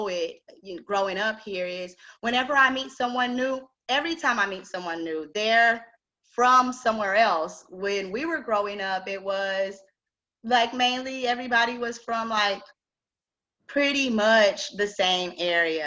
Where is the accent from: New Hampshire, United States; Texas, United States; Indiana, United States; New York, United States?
Texas, United States; Austin; I'm originally from Austin